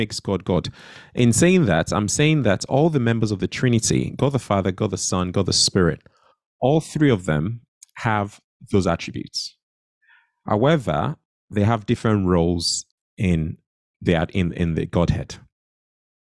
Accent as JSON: {"language": "English", "country": "Nigeria", "tie": "born or raised there", "said": "when I was growing up in Nigeria as a child"}